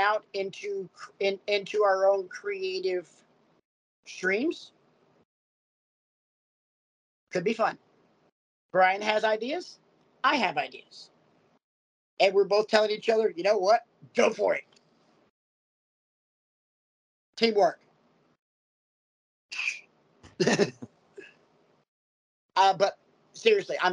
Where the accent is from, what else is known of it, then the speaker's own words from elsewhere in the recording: Oxford, Alabama, United States; Me growing up in Oxford, Alabama